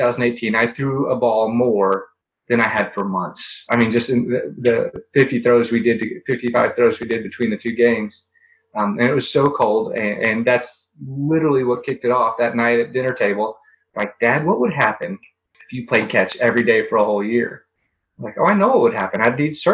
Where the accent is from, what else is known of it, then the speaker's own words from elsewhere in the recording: Springfield, Missouri, United States; I'm from Springfield, Missouri.